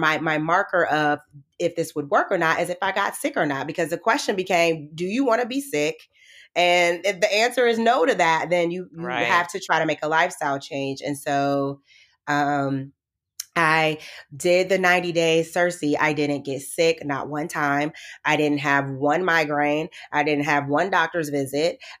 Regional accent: Midwest, United States; And so I grew up in the Midwest. I'm from the Midwest.

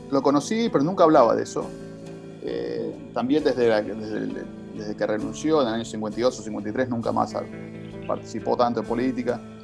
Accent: Martínez, Buenos Aires Province, Argentina; also born or lived in La Horqueta, San Isidro; Nací, nací en Martínez, donde viví los primeros cinco años de mi vida

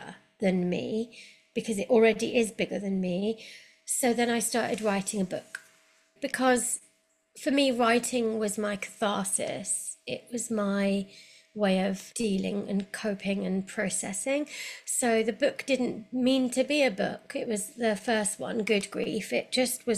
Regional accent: London, United Kingdom; moved away as an adult; now in Cirencester, United Kingdom; I'm a Londoner

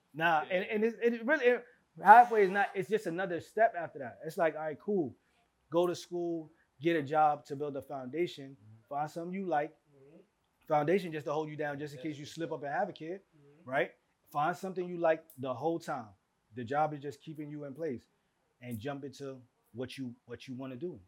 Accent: New York City, New York, United States; moved away as an adult; also born or lived in Staten Island; we grew up in East Flatbush

